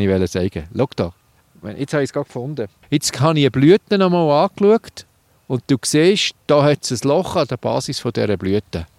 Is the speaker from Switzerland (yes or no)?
yes; Switzerland; bei uns in der Schweiz